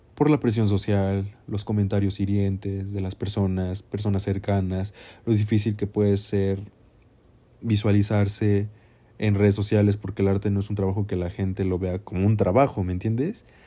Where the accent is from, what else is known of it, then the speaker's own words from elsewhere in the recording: Mexico; yo soy un artista mexicano